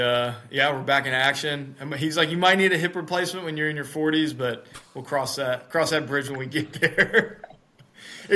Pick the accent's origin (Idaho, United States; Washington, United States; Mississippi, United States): Mississippi, United States; I live in the United States. I'm from Mississippi, which is the southern part of the U.S.